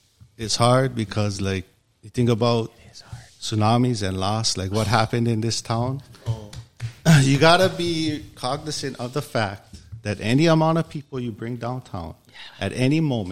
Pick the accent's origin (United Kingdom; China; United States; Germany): United States; Oahu, Hawaii; now in Hilo, United States; I grew up on Oahu